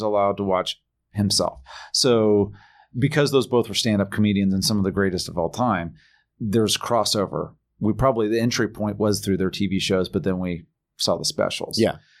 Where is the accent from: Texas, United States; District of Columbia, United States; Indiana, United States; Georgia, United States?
Indiana, United States; I'm from Indiana